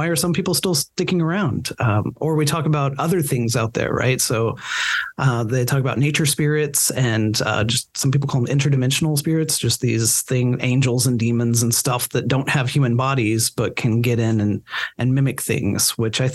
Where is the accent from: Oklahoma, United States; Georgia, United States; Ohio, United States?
Oklahoma, United States; Enid; I grew up outside of Enid